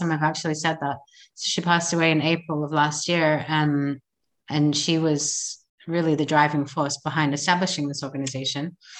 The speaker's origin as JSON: {"language": "English", "country": "Australia", "tie": "born or raised there", "moved": "as an adult", "lives_now": "Israel", "said": "I was born and I grew up in Australia and I made Aliyah 13 years ago."}